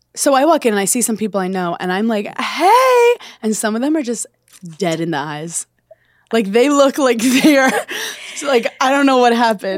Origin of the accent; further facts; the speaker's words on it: Brooklyn, New York, United States; I'm from Brooklyn